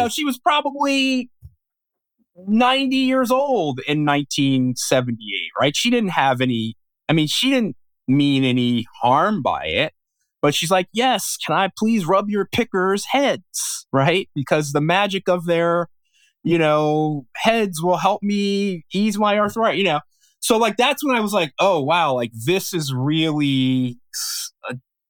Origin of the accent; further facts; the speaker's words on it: Philadelphia, Pennsylvania, United States; growing up in West Philadelphia, sort of very, you know, ethnically Black neighborhood, adjacent with a kind of ethnically Irish and an ethnically Italian neighborhood in South Philadelphia.